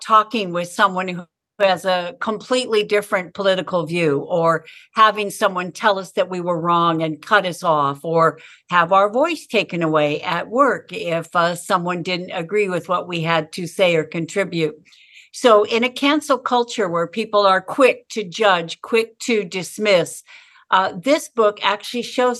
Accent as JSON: {"language": "English", "region": "Southern California", "country": "United States", "tie": "born or raised there", "said": "I grew up in Southern California"}